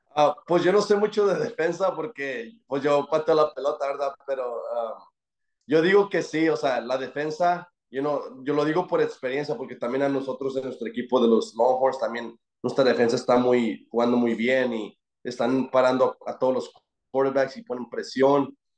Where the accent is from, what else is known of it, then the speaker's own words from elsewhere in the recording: Fort Worth, Texas, United States; soy de Dallas, de Fort Worth